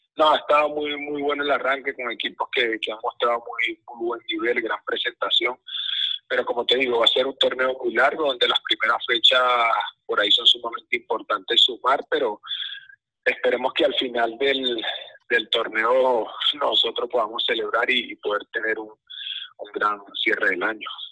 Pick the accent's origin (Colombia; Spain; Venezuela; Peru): Venezuela; nosotros como país, como fútbol venezolano